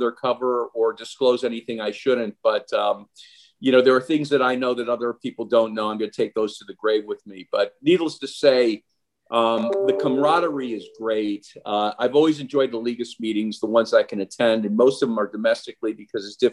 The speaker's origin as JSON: {"language": "English", "town": "Cleveland", "region": "Ohio", "country": "United States", "tie": "born or raised there", "moved": "as an adult", "lives_now": "Fort Lauderdale, United States", "said": "I grew up in Cleveland, Ohio"}